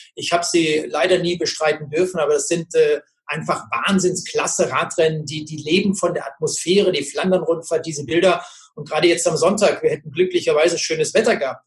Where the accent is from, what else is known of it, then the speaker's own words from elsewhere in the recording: Germany; bei uns in Deutschland